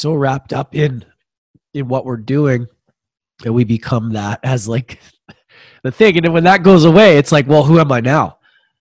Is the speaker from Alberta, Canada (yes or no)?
yes; Edmonton, Alberta, Canada; I grew up in Edmonton